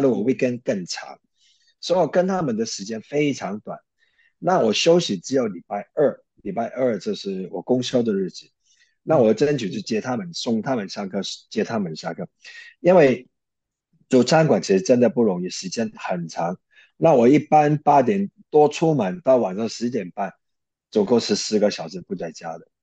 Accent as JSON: {"language": "Chinese", "country": "Hong Kong", "tie": "born or raised there", "also_born_or_lived": "Taiwan", "moved": "as an adult", "lives_now": "United States", "said": "我是在香港长大"}